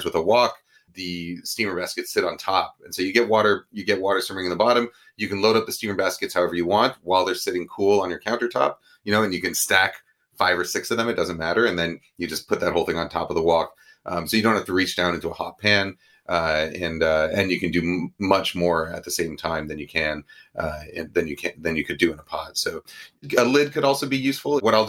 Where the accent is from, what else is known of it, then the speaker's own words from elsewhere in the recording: New York, United States; One that's sort of the Chinese American version that I grew up with in New York.